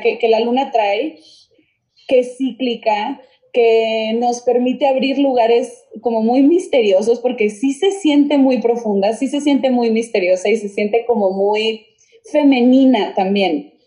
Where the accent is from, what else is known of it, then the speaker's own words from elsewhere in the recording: Monterrey, Nuevo León, Mexico; now in Mexico City, Mexico; yo soy de Monterrey, entonces mis papás se quedaron en Monterrey